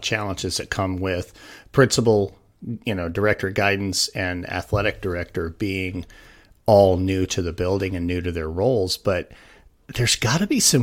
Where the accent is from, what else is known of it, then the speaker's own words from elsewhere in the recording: Wyoming, United States; also born or lived in Arizona; I moved from where I was a teacher in Arizona to back to my home state in Wyoming